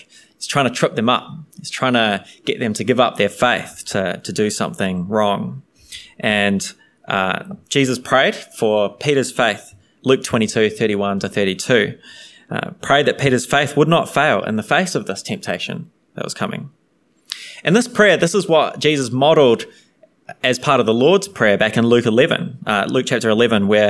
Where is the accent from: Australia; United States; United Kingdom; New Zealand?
New Zealand; I'm from New Zealand